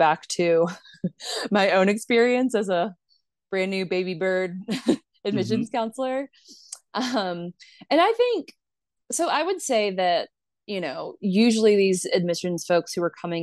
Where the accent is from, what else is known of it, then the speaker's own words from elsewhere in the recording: Mobile, Alabama, United States; I am from Mobile, Alabama. Like I grew up in the deep South